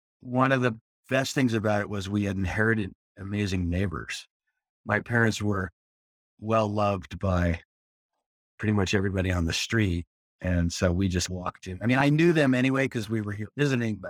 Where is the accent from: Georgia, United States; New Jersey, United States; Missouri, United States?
New Jersey, United States; Morris County; moved away as an adult; also born or lived in San Francisco / East Bay; now in Sebastopol, United States; I grew up in New Jersey, right on the edge of rural and suburban New Jersey